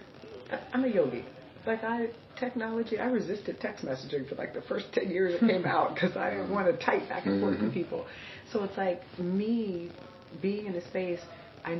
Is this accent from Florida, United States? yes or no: yes; Miami, Florida, United States; I'm from Miami.